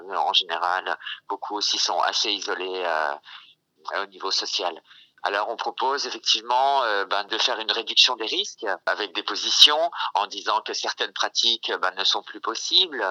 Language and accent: French; France; moi, ça va bien en tant que Française